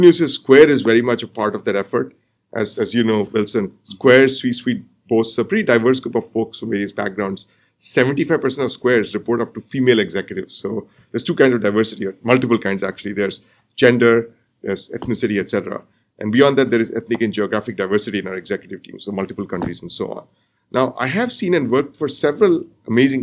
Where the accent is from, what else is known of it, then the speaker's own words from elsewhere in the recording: India; moved away as an adult; now in United States; So I grew up in India, and I got my undergraduate degree in India, and I came to the U.S. for grad school